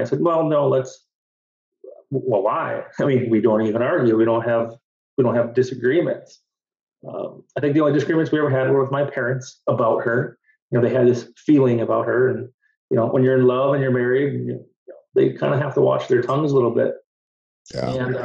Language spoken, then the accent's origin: English; Berlin, Wisconsin, United States; I'm from Berlin, Wisconsin.